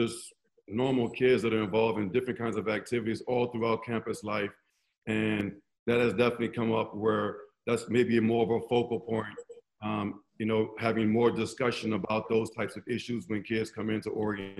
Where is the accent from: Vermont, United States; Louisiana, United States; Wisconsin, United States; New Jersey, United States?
Louisiana, United States; New Orleans; as a young kid growing up in New Orleans